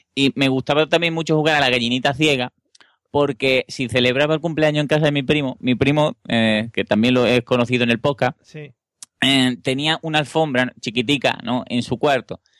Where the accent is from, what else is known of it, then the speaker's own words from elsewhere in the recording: Seville, Andalusia, Spain; yo no vi un McDonald's en Sevilla hasta que no tuve por lo menos 10 o 12 años